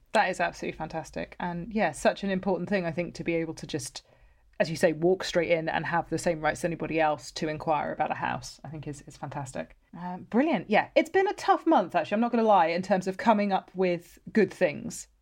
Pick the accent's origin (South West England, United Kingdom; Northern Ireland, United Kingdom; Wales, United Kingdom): South West England, United Kingdom; just outside of Bristol; I grew up just outside of Bristol